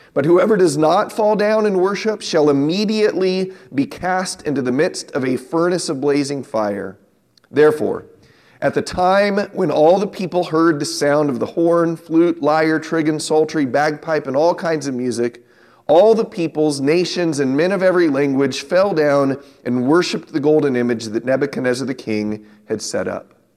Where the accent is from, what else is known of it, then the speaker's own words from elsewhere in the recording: San Diego, California, United States; when I was a young man growing up in San Diego